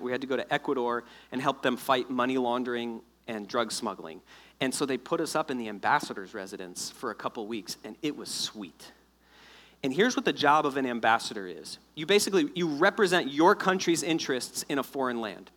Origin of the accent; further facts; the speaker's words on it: South Florida, United States; moved away; I'm originally from South Florida.